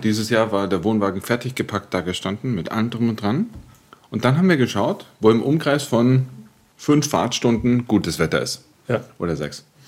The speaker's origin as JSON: {"language": "German", "town": "Munich", "region": "Bavaria", "country": "Germany", "tie": "born or raised there", "said": "da, wo ich aufgewachsen bin, das war eine Sozialwohnungssiedlung in München"}